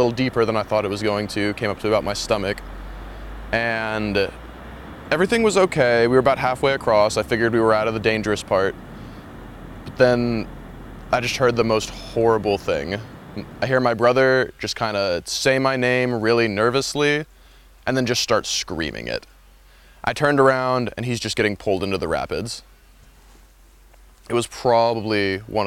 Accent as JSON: {"language": "English", "town": "Shafter", "region": "California", "country": "United States", "said": "I'm from Shafter, California"}